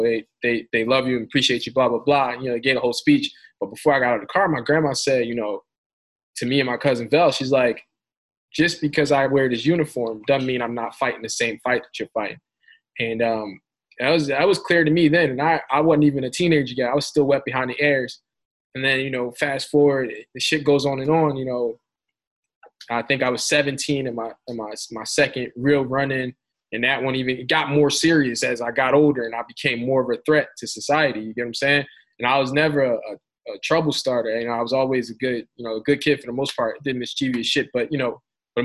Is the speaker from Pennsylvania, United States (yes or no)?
yes; Philadelphia, Pennsylvania, United States; I'm from North Philly